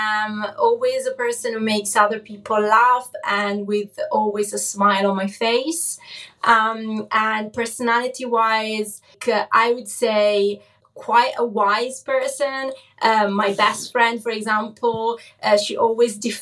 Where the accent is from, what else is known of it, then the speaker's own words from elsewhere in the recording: Cesena, Emilia-Romagna, Italy; English is a second language; moved away; also born or lived in Forlì; my hometown where I basically grew up, Cesena